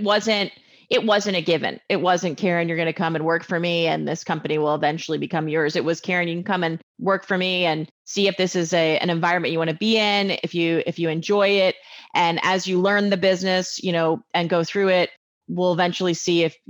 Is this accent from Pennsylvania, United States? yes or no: yes; Pennsylvania, United States; So we're from Pennsylvania